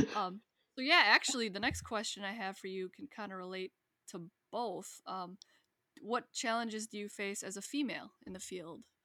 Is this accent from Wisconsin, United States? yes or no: yes; Wisconsin, United States; moved away; I'm from Wisconsin